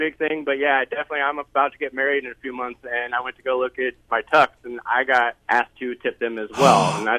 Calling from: West Des Moines, Iowa, United States; I'm calling from West Des Moines.

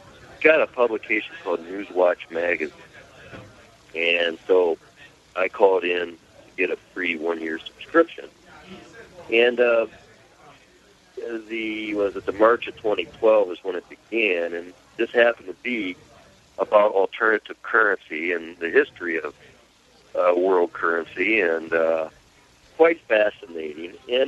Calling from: Grand Blanc, Michigan, United States; It's outside of Flint, Grand Blanc, Michigan.

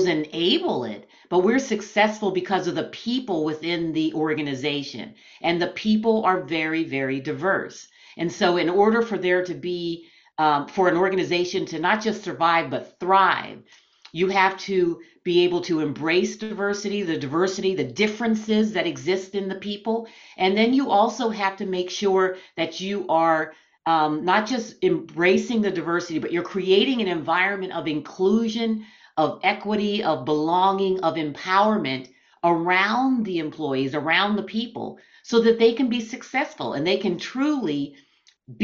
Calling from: Schwenksville, Pennsylvania, United States; I am speaking from Schwanksville, Pennsylvania, which is about 35, 40 miles outside of Philadelphia, Pennsylvania.

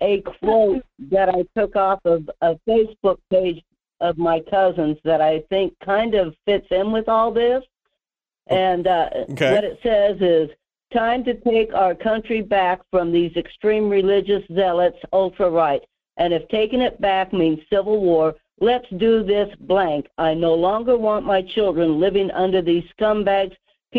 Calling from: Denali Borough, Alaska, United States; calling from the Denali Borough area.

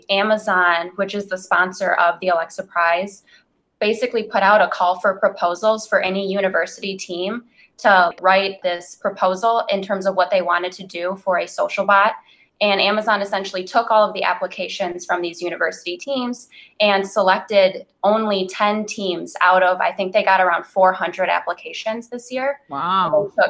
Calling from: Atlanta, Georgia, United States; I'm currently calling in from Atlanta, Georgia, which is where Emory is located.

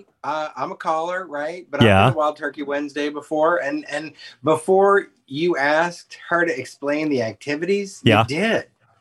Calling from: Washington, District of Columbia, United States; I'm from DC.

